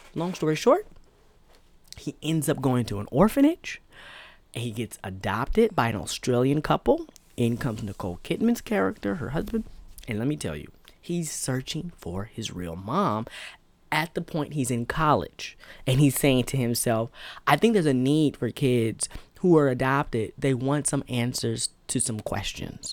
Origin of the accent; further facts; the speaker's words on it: United States; as African American